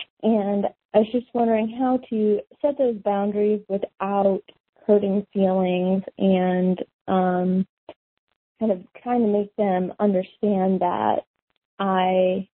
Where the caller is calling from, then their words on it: Chicago, Illinois, United States; Hey, guys. … I'm calling from Chicago.